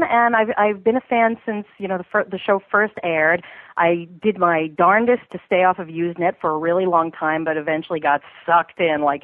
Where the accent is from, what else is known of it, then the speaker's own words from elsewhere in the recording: New York, United States; moved away; I'm a New Yorker. I'm from New York originally